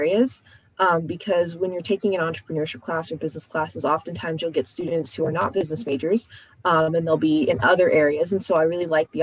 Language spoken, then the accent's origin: English; Austin, Texas, United States; now in Dallas, United States; I'm actually from Austin, Texas